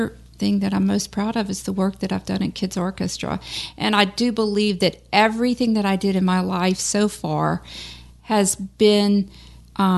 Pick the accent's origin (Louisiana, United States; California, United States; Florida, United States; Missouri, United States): Louisiana, United States; Baton Rouge; moved away; Baton Rouge, you know, my hometown